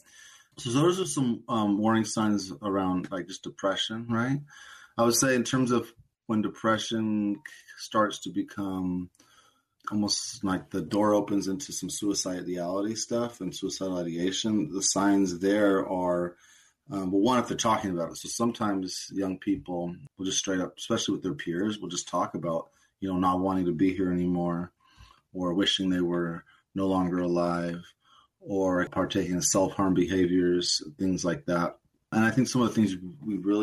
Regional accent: Portland, United States; I was born and raised in Portland.

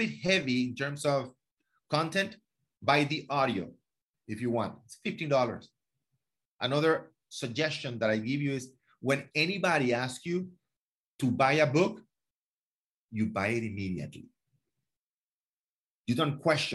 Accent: Venezuela; now in Miami, United States; I'm a man from Venezuela. You know, 22, 23 years old. You know, I graduated from college. You know, I'm a man from Venezuela in Miami

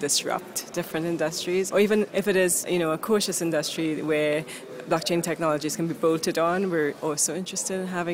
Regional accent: Halifax, Nova Scotia, Canada; I am from Halifax, Nova Scotia, Canada

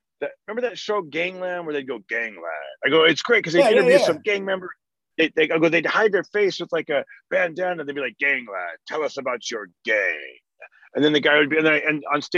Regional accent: Fresno, California, United States; growing up in Fresno

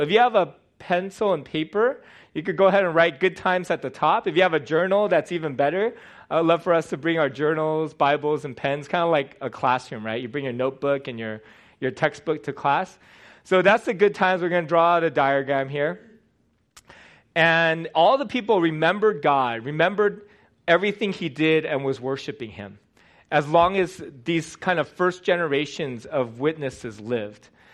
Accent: United States; born or raised there

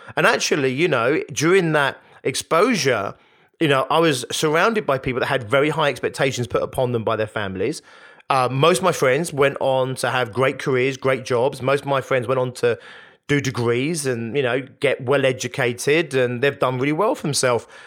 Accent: Hounslow, London, United Kingdom; growing up in Hounslow in West London like I did

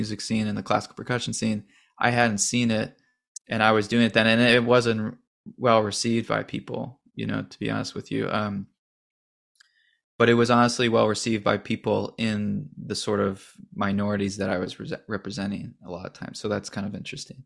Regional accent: St. Louis, Missouri, United States; I grew up in St. Louis

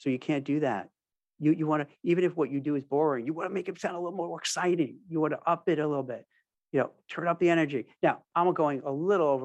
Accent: New York, United States; I'm from New York, native New York. I've been there, I've lived there most of my life

